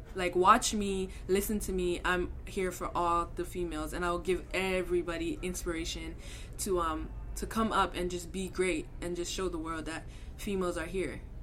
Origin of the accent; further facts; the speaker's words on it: Canada; also born or lived in Scarborough, Toronto, Ontario; being a Canadian athlete and being female